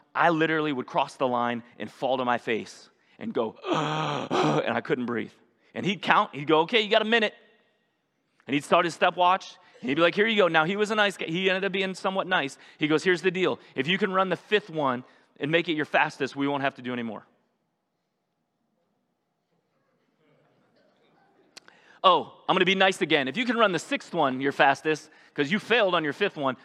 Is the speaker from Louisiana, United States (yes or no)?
no; North Ridgeville, Ohio, United States; the town I grew up in North Ridgeville, about 45 minutes from here